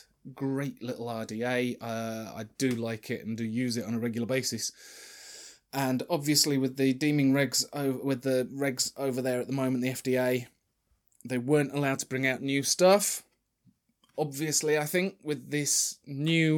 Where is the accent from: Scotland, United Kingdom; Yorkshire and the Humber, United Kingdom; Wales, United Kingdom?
Yorkshire and the Humber, United Kingdom; Sheffield; I'm from Sheffield